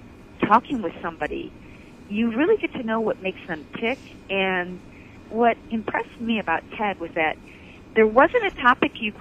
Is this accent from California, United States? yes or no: no; Michigan, United States; Born and raised in Michigan